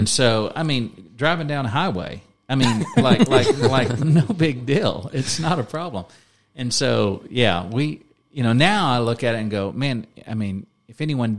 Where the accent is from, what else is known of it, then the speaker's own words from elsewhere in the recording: Prairie Grove, Arkansas, United States; In Prairie Grove.